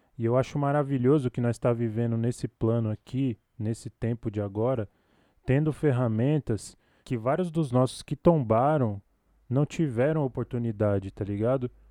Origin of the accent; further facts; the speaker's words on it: São Paulo, Brazil; Falo aqui da Zona Sul, Capão Redondo, Coab Adventista, Parque Fernanda, Jardim Comercial, dependendo do portão que o carteiro vai chegar. e aqui é o lugar onde eu nasci, cresci